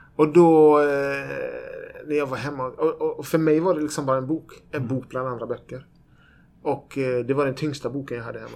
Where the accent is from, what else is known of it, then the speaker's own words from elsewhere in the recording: Växjö, Kronoberg County, Sweden; moved away as an adult; also born or lived in Borås; now in Gothenburg, Sweden; Jag föddes i Borås, i Norrby i Borås, som var ett miljonprogramsområde i Borås. Vi bodde där i sju år. Sen flyttade vi till Växjö, där jag bodde i tio år.